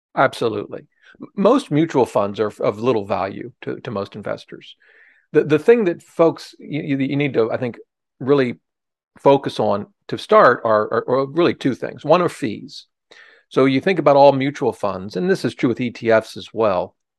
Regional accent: Ohio, United States; now in Washington, D.C., United States; I grew up in Ohio, uh, but, uh, I practiced law or did here in, in Washington, D C

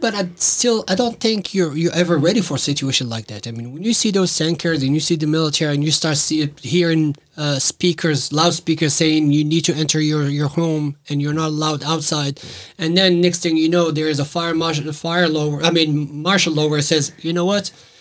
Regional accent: Casablanca, Casablanca-Settat, Morocco; moved away as an adult; now in Norfolk, United States; I was stuck in Morocco, which is my my home country. That's where I was born

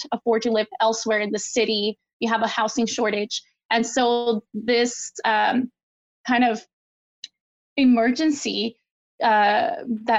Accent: El Paso, Texas, United States; moved away; also born or lived in Kansas City; my hometown of El Paso, Texas

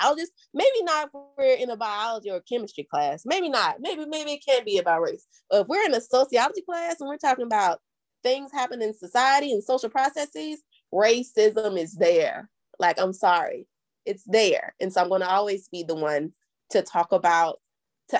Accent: Jackson, Mississippi, United States; moved away as an adult; also born or lived in Nashville, Tennessee; my hometown, in Jackson, Mississippi

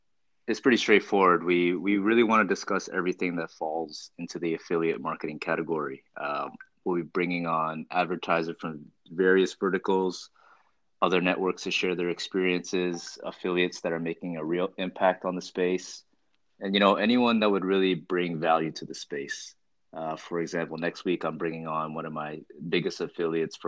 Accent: Toronto, Ontario, Canada; moved away as an adult; now in Bangkok, Thailand; I was born and raised in Toronto, Canada, and now based in Bangkok.

